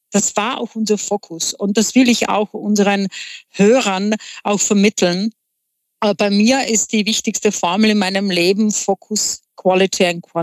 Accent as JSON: {"language": "German", "country": "Czechia", "tie": "born or raised there", "second_language": "German", "moved": "as an adult", "lives_now": "Vienna, Austria", "said": "Ich bin eine gebürtige Tschechin, bin in Tschechien aufgewachsen, habe dort auch studiert und nachdem ich meinen Mann kennenlernte, äh, war Umzug nach Wien"}